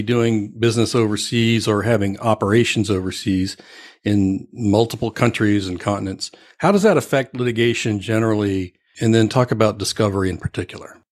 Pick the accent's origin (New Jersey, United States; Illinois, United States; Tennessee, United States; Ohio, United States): Ohio, United States; I grew up in Ohio